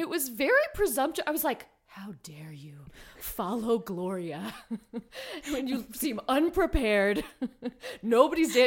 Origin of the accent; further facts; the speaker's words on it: Los Angeles, California, United States; also born or lived in South Pasadena; I'm from Highland Park originally, which, um, is on the east side of Los Angeles, and then ended up moving into South Pasadena